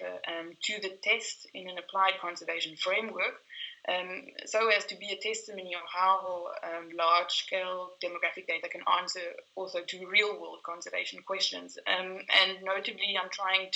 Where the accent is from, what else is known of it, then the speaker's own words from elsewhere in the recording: South Africa; I am South African